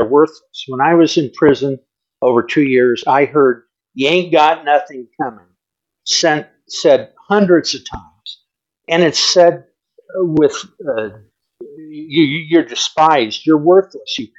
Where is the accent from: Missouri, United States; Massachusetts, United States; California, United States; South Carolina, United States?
California, United States; Los Angeles; I grew up on Crenshaw Boulevard in L.A.